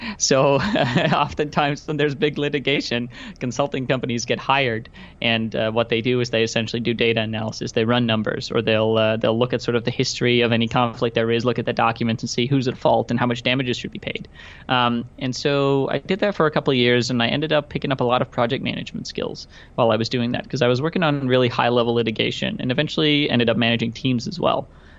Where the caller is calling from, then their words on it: Amsterdam, North Holland, Netherlands; Yeah, so first of all, I'm joining you from Amsterdam. I don't know if you've ever had anybody from Amsterdam on your show before.